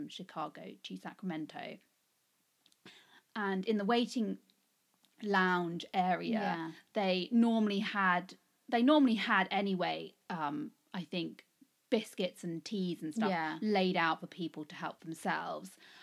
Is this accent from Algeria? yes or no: no; England, United Kingdom; we're English